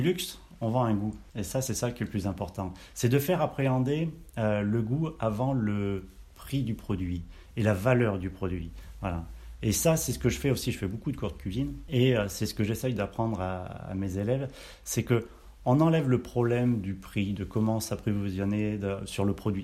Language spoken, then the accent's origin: French; Auvergne-Rhône-Alpes, France; moved away; also born or lived in Brive-la-Gaillarde / Brittany; je suis né à Brive-la-Gaillarde, donc euh, la région je connais un petit peu, euh, même si j'ai pas trop grandi, j'ai plus après grandi de l'autre côté, donc en Auvergne